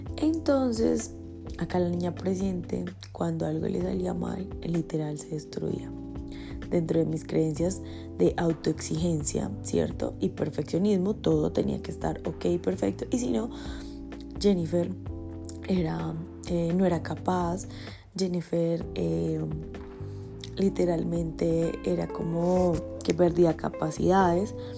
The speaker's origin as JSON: {"language": "Spanish", "country": "Colombia", "tie": "born or raised there", "said": "estuve en, mi pueblo natal y había ferias y fiestas. O sea, en Colombia ferias y fiestas"}